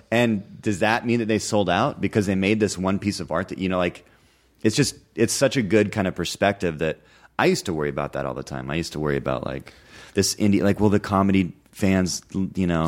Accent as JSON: {"language": "English", "area": "the Northwest", "region": "Pacific Northwest", "country": "United States", "tie": "born or raised there", "moved": "yes", "said": "I grew up in the Northwest"}